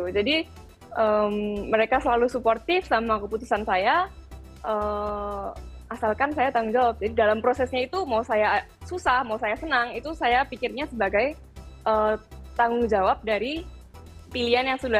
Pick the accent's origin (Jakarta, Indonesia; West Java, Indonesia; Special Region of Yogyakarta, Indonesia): Special Region of Yogyakarta, Indonesia; Yogyakarta; saya ini asalnya kan dari Jogja.